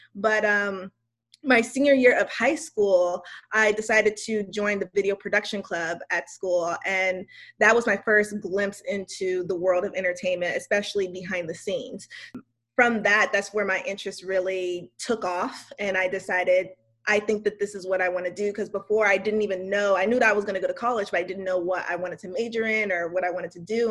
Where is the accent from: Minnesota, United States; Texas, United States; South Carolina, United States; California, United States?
California, United States; West Covina; I am from West Covina, California, which is right outside of Los Angeles.